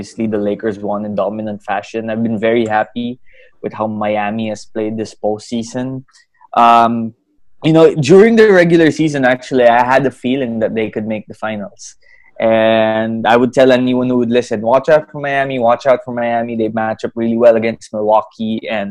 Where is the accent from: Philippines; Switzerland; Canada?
Philippines; I grew up in the Philippines. Born and raised in the Philippines, in fact, Filipino citizen too.